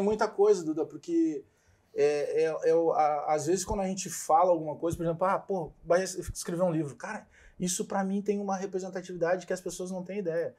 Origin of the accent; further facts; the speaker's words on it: Porto Alegre, Rio Grande do Sul, Brazil; also born or lived in Bagé; Restinga, me criei na Restinga